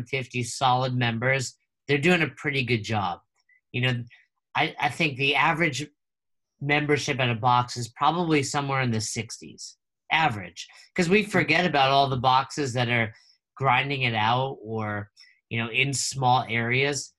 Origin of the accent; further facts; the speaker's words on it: Northeast, United States; moved away as an adult; now in Florida, United States; I'm from the Northeast, and I moved down here a few years